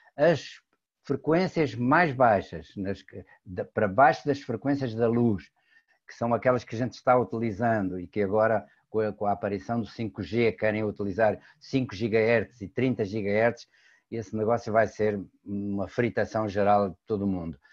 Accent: Portugal; moved away; also born or lived in Brazil; sou português de, naturalidade brasileira por opção

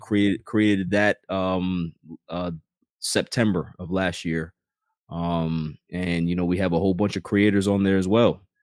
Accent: New York City, New York, United States; I grew up in Queens

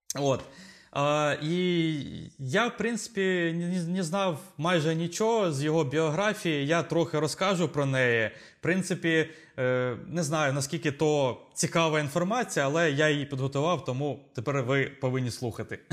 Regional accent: Zaporizhzhia, Zaporizhzhia Oblast, Ukraine; ми обидва з України, ми українці, Запоріжжя

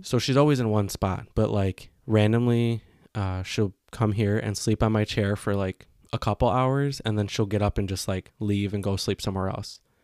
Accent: Chicago, Illinois, United States; growing up in Chicago, it's, like, one of the greatest food cities

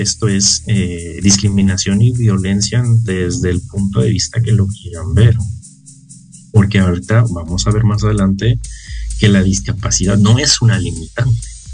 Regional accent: Mexico; como sociedad mexicana

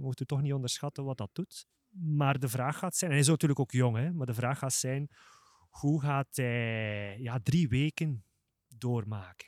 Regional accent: Flanders, Belgium; als Vlamingen, een enorme geschiedenis hebben

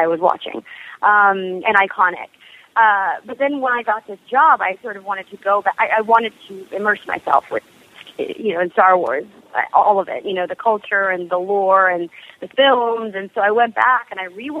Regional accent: Arlington, Texas, United States; also born or lived in Italy / Singapore; I'm from Dallas, Fort Worth. I was born and raised in Arlington, Texas.

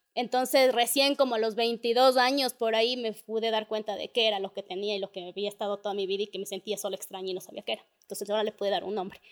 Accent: Ecuador; somos ecuatorianos

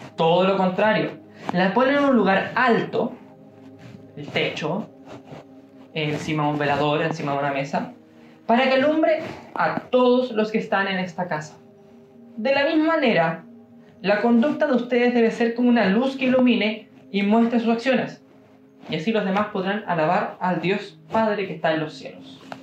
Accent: Chile; accent: Chilean; Y yo sigo siendo chileno, porque yo nací en Chile y estoy condenado a morir chileno porque nací en Chile

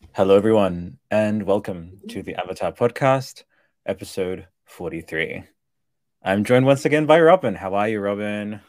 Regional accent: Australia; I'm Australian.

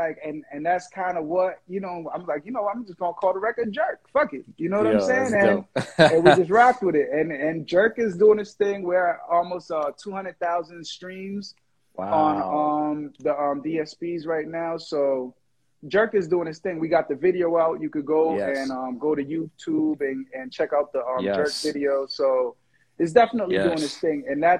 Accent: Jamaica; also born or lived in Boston; Yo. Yo. First of all, I'm Jamaican. Let's put it.

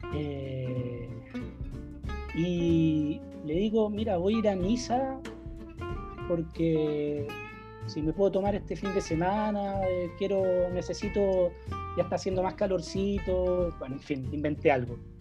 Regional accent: Viña del Mar, Valparaíso, Chile; moved away as an adult; now in France; soy de Viña, no sé si atreverme a decirme, a llamarme citadino

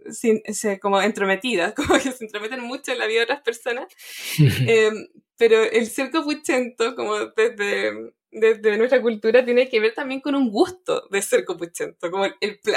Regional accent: Chile

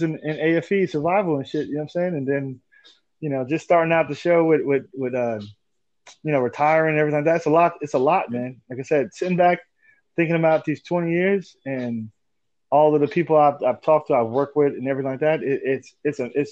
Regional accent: New York City, New York, United States; moved away as an adult; I'm from Brooklyn

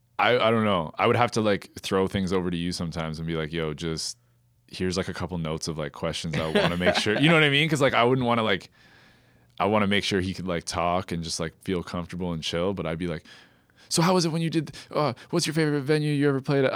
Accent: Kitchener, Ontario, Canada; I ride for Kitchener.

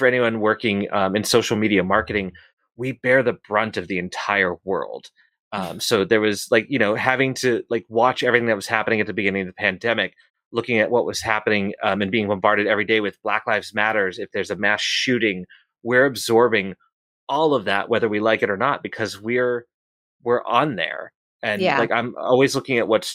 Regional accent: Boston, Massachusetts, United States; I'm from Boston

